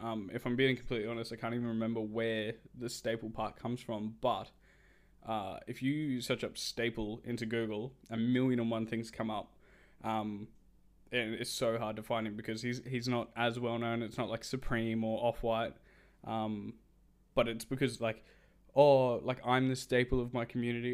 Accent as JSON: {"language": "English", "country": "Australia", "said": "I'm Australian"}